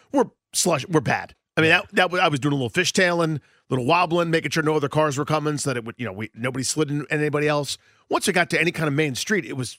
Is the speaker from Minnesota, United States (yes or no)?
no; Massachusetts, United States; Like, I'm from Massachusetts.